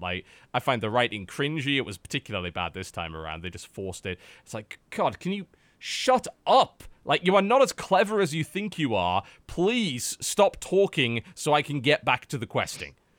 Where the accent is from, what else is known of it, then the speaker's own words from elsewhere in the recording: United Kingdom; now in United States; as a British man